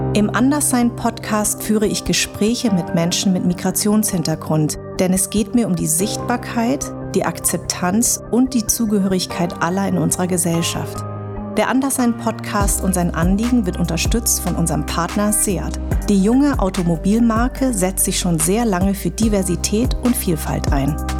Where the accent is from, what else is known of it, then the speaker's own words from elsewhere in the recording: Darmstadt, Hesse, Germany; Ich bin in Darmstadt geboren und meine Eltern kommen aus Vietnam.